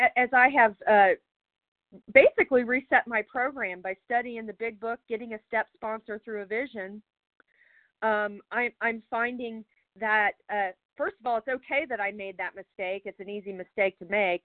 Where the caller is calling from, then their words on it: Charlottesville, Virginia, United States; I'm calling from Charlottesville, Virginia